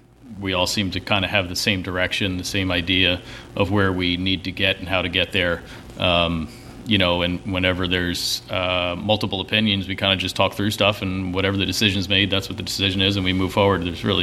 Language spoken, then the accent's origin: English; Upper Freehold, New Jersey, United States; born or raised there